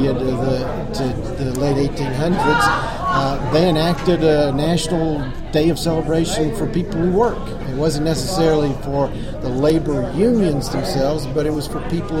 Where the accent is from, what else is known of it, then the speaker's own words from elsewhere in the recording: Houston, Texas, United States; I was born and raised in Houston, Texas